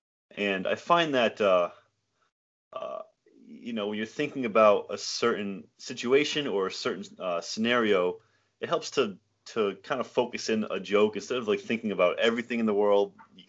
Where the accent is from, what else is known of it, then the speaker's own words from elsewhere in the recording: Matunuck, Rhode Island, United States; Yeah, Matunuck, Rhode Island.